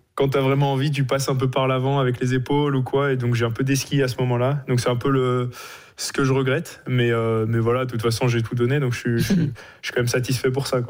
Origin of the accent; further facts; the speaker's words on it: Le Grand-Bornand, Auvergne-Rhône-Alpes, France; also born or lived in Norway; je suis du Grand Bornand